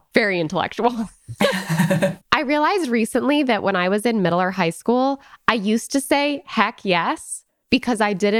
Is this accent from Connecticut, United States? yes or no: yes; Connecticut, United States; I'm from Connecticut. And so I have many friends and people in my network with that A pronunciation in their lexicon.